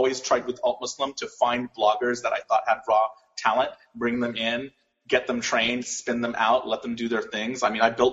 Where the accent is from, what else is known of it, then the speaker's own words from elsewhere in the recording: Los Angeles, California, United States; I was born in Hollywood, California